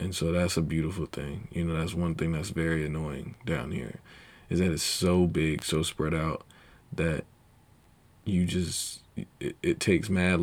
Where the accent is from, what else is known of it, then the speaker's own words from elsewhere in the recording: Charlotte, North Carolina, United States; also born or lived in Asbury Park, New Jersey; I was born in Monmouth County Medical, I think. But yeah, then I spent time in Asbury Park, New Jersey, early years. Then I left. You know, we moved. I forgot what age I was, but we moved. And we came down to North Carolina, Charlotte, North Carolina. And been here ever since